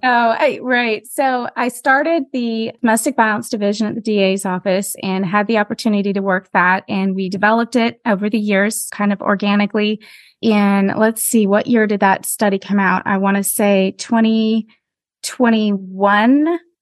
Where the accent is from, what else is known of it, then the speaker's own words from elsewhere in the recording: Pacific Northwest, United States; moved away as an adult; also born or lived in Anchorage, Alaska; now in Montgomery County, Texas, United States; I grew up in the Pacific Northwest, way up north